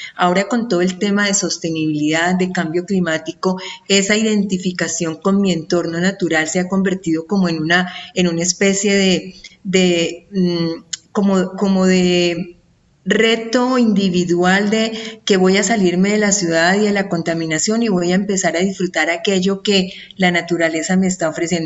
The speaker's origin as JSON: {"language": "Spanish", "country": "Colombia", "said": "aquí en mi país, en Colombia"}